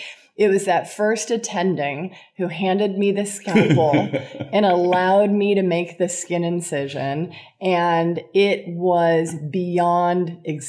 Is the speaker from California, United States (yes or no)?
yes; California, United States; So I grew up in Southern California. at the time of, yes, the Valley Girl. And I was in the Valley in the 80s.